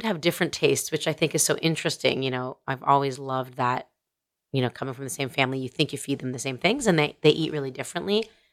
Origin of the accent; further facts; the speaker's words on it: Canada; I'm a Canadian